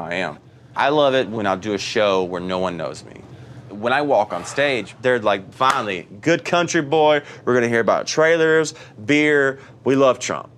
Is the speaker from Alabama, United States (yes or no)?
yes; Brookwood, Alabama, United States; I was born in Brookwood, Alabama. It's like a small redneck, like out in the woods town. I grew up with my mom and my two sisters